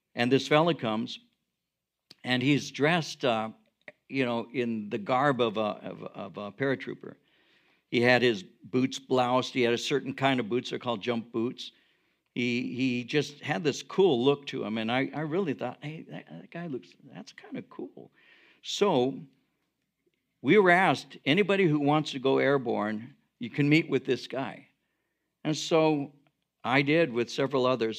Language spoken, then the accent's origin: English; Norwalk, California, United States; where I grew up in Norwalk